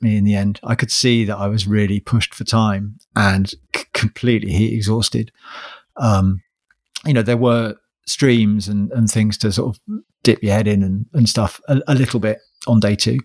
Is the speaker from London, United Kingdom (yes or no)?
no; Sussex, South East England, United Kingdom; I'm from Sussex